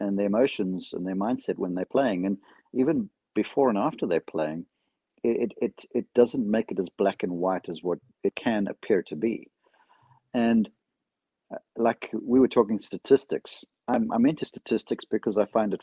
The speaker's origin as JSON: {"language": "English", "area": "Atlanta", "region": "Georgia", "country": "United States", "tie": "born or raised there", "said": "Atlanta, which is almost my hometown"}